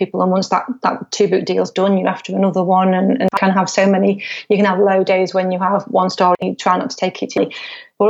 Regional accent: Stoke-on-Trent, West Midlands, United Kingdom; it's my hometown

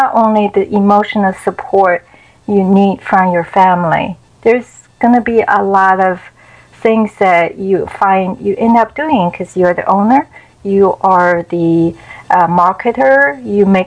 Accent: China; English is a second language; moved away as an adult; now in United States; growing up in China

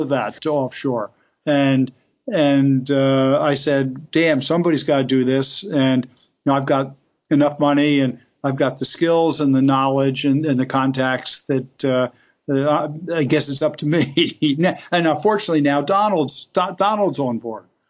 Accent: Elizabeth, New Jersey, United States; I grew up in Elizabeth, New Jersey, which is right across the the river from New York City

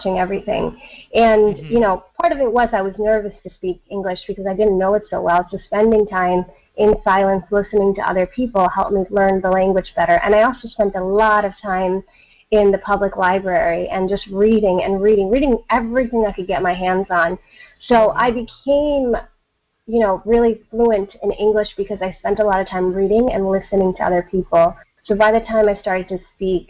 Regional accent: East Coast of the United States, United States; accent: American; English is a second language; also born or lived in Southern India; I came to the East Coast of the United States when I was 6 and a half

